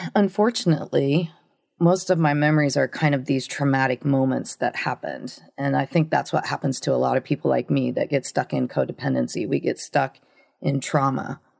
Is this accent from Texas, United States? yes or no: no; Ohio, United States; I grew up in this little town in Ohio, a really small town.